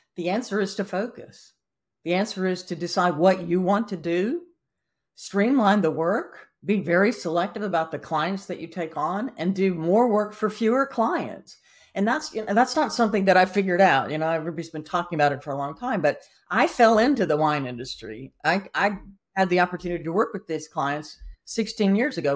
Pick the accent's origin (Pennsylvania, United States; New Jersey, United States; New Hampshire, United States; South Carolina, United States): South Carolina, United States; also born or lived in Atlanta, Georgia; now in Napa Valley, United States; I'm from South Carolina, I've moved here from Atlanta, and I show up in Napa Valley